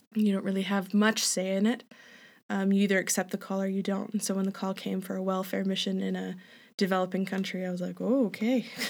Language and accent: English; Hanna, Alberta, Canada; now in Calgary, Canada; I grew up in Hanna, Alberta